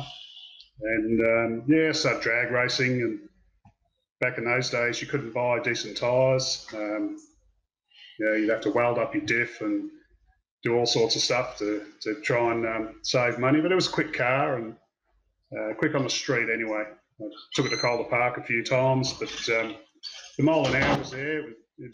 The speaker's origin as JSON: {"language": "English", "town": "Melbourne", "region": "Victoria", "country": "Australia", "tie": "born or raised there", "also_born_or_lived": "Wales, United Kingdom", "moved": "yes", "lives_now": "Albury, Australia", "said": "I grew up in Werribee and Hoppers Crossing"}